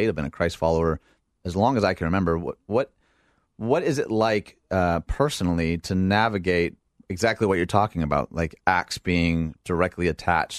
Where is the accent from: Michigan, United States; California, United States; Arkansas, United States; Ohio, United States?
Michigan, United States; Dearborn; I grew up in Dearborn, Michigan